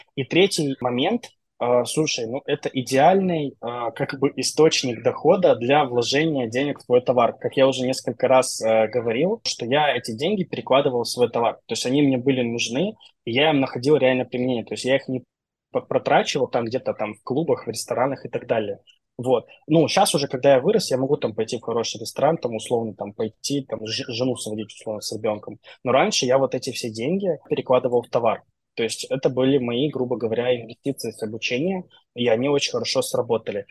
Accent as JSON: {"language": "Russian", "region": "Transnistria", "country": "Moldova"}